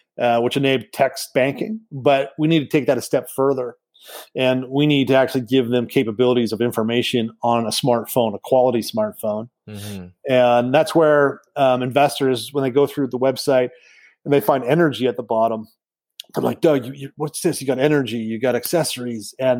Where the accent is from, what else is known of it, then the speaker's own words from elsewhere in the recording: Canada; as a Canadian